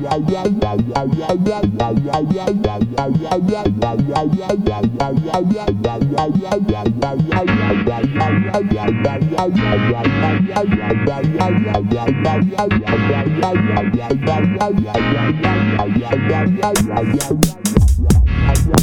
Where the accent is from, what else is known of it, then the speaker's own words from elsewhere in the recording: Padua, Veneto, Italy; English is a second language; my hometown, Padova, in Italy.